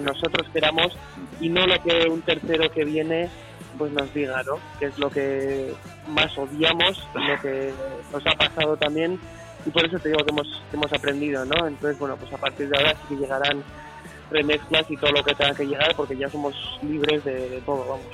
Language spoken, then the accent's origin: Spanish; Basque Country, Spain; first language Basque; Spanish is a second language; en euskera pues lo cantamos porque es nuestra lengua madre